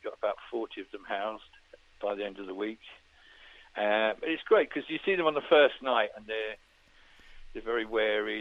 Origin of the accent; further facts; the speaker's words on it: Farnborough, South East England, United Kingdom; me growing up in Farnborough